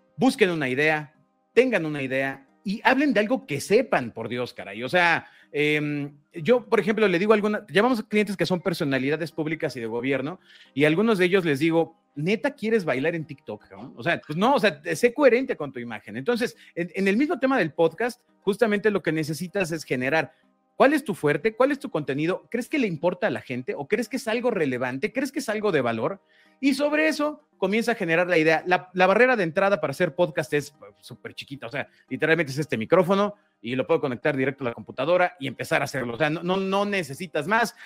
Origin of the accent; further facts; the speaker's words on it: Mexico; Todos somos mexicanos, todos los que estamos involucrados somos mexicanos.